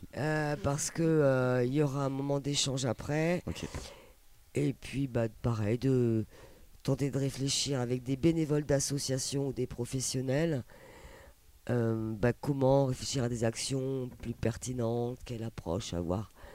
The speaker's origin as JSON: {"language": "French", "country": "Palestine", "moved": "yes", "said": "je viens de Palestine"}